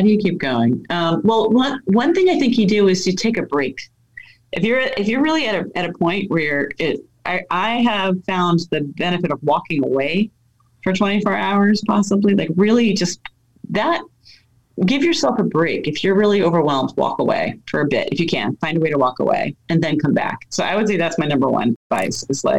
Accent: New York City, New York, United States; born there; We moved around a lot. I was born in the Bronx.

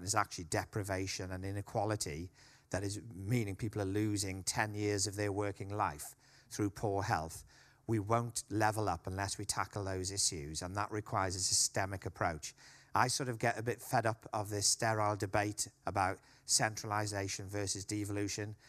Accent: Wales, United Kingdom; now in Liverpool, United Kingdom; I'm a Welshman

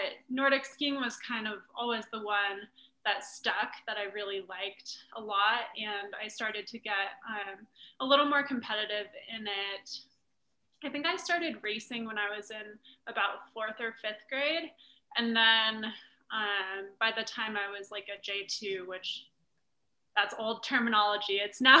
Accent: Park City, Utah, United States; I'm actually born and raised in Park City, Utah.

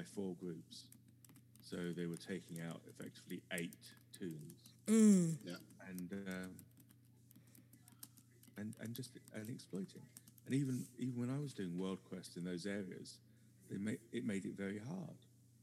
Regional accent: United Kingdom; I am your British correspondent.

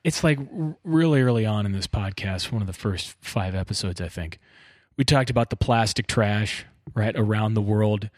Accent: Bakersfield, California, United States; I grew up in Bakersfield.

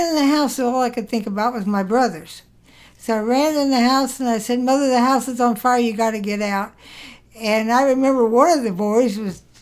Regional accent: Prestonsburg, Kentucky, United States; born there; I think it was Prestonsburg, Kentucky.

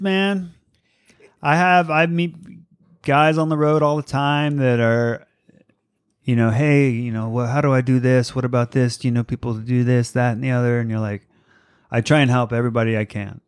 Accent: East Coast, United States; moved away as an adult; also born or lived in Virginia; now in Los Angeles, United States; I grew up on the East Coast.

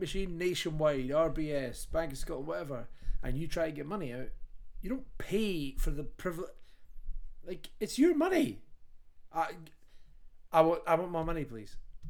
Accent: Kingston, Ontario, Canada; I'm from Kingston, Ontario.

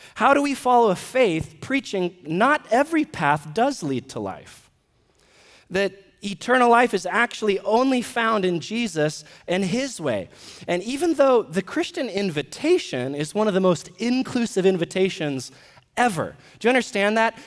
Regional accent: United States; we're American citizens

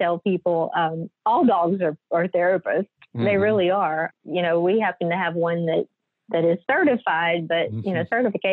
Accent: Southwest Louisiana, United States; I'm originally born and raised here in Southwest Louisiana. I live in Lake Charles

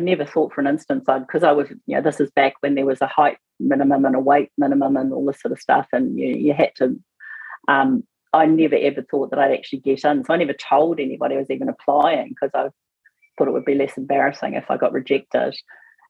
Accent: Auckland, New Zealand; Auckland, grew up, educated Auckland

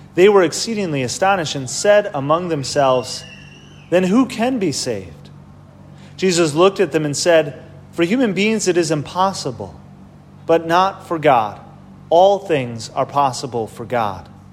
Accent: Wisconsin, United States; moved away; I'm from Wisconsin

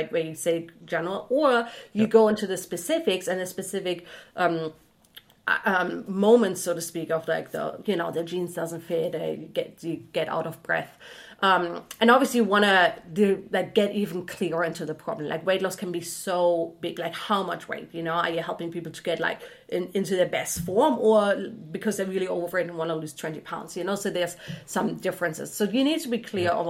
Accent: Germany; English is a second language; moved away; i'm originally from germany

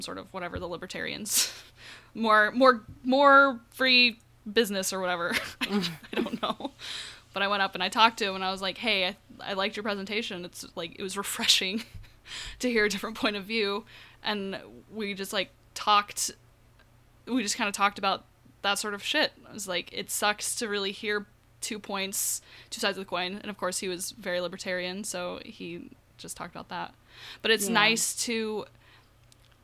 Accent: United States; I'm an American

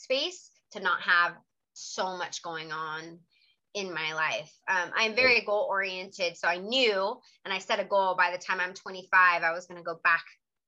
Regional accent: Ventura County, California, United States; moved away as an adult; also born or lived in San Diego / South Korea; I was from Ventura County, which is about 3 hours north

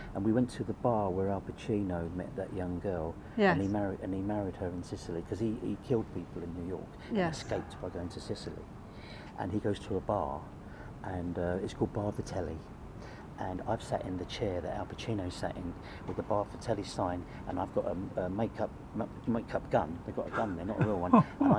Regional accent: London, United Kingdom; So my dad said, because I was born in London, he wanted all my brothers and sisters to have English first names.

